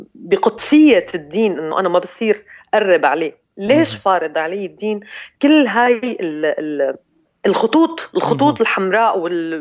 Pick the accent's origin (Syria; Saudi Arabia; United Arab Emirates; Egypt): Syria; كسوريه كسوريه بنتمي لهي الارض ولهذا المكان